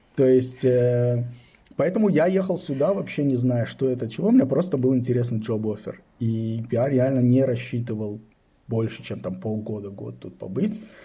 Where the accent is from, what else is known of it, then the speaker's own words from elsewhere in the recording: Israel; also born or lived in Belarus; now in Berlin, Germany; Я родился в э, Советском Союзе, в Белоруссии. Когда мне было 10 лет, мы эмигрировали в Израиль. Ну, то есть родители с семьей, с братом мы эмигрировали в Израиль. То есть вырос я в Израиле